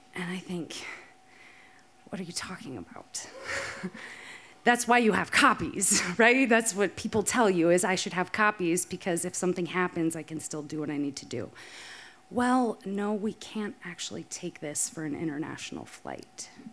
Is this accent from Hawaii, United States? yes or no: no; Rapid City, South Dakota, United States; moved away as an adult; also born or lived in Minneapolis, Minnesota; moved from my hometown of Rapid City, South Dakota, to go all the way to University of Minnesota, Twin Cities